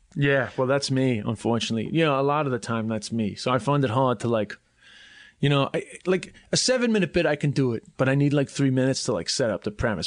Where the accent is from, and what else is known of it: New York, United States; born or raised there; accent: New York; moved away; also born or lived in Ireland / China